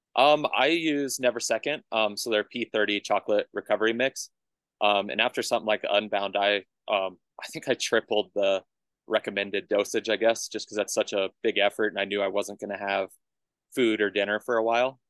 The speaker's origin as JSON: {"language": "English", "town": "Colorado Springs", "region": "Colorado", "country": "United States", "tie": "born or raised there", "also_born_or_lived": "Tucson, Arizona", "said": "I head back to Colorado Springs. That's my hometown"}